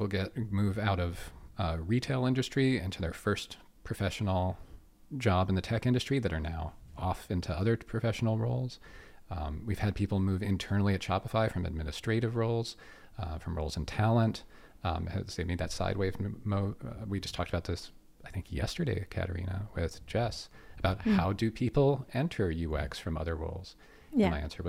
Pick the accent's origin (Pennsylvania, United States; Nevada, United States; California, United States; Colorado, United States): Pennsylvania, United States; Pittsburgh; moved away as an adult; now in Canada; I'm from Pittsburgh. I'm from Pittsburgh, Pennsylvania.